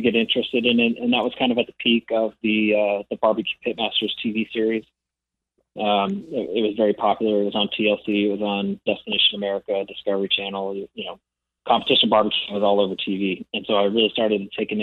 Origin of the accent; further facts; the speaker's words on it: Stockton, California, United States; now in Roseville, United States; We grew up in Stockton, California.